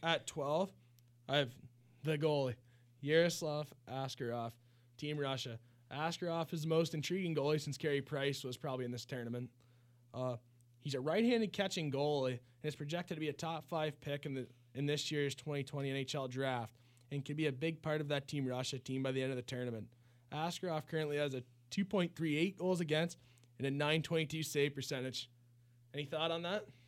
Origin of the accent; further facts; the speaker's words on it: Canada; as a Canadian